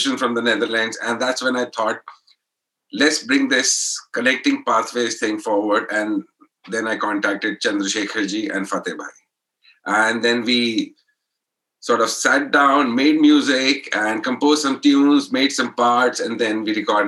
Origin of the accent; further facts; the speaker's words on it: Allahabad, Uttar Pradesh, India; we come from Allahabad.